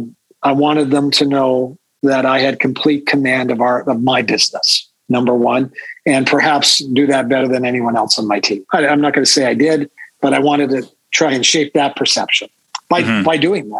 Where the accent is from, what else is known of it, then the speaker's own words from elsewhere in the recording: Saskatchewan, Canada; I'm from Saskatchewan